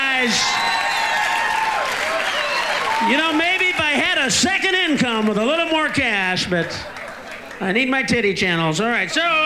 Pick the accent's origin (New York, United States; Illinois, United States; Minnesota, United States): Illinois, United States; I'm from Illinois. From the Midwest